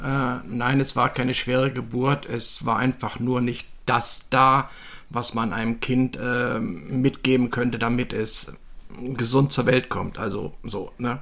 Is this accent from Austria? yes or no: no; Düsseldorf, North Rhine-Westphalia, Germany; ich bin äh, 1957 in Düsseldorf geboren worden